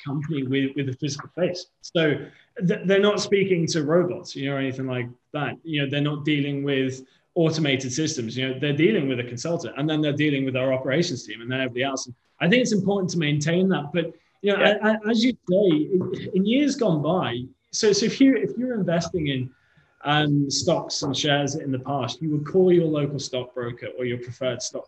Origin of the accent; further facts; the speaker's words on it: Liverpool, North West England, United Kingdom; now in London, United Kingdom; my hometown of Liverpool